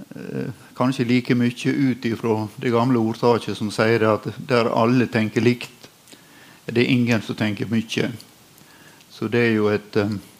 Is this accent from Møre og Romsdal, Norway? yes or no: yes; Sunnmøre, Møre og Romsdal, Norway; som sunnmøring